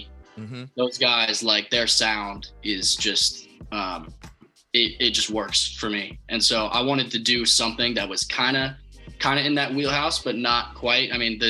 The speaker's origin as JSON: {"language": "English", "town": "Nashville", "region": "Tennessee", "country": "United States", "said": "I'm from Nashville, Tennessee."}